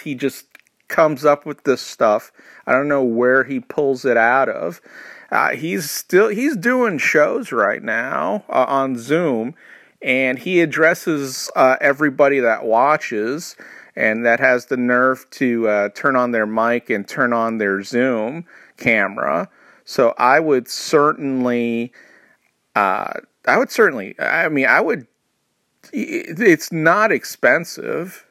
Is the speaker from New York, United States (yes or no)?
yes; New York, United States; I grew up in New York, which has a horrible, horrible accent for every particular area